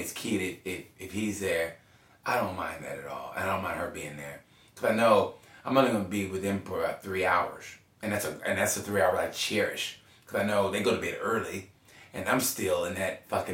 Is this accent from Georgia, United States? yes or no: no; Oklahoma, United States; I grew up in Oklahoma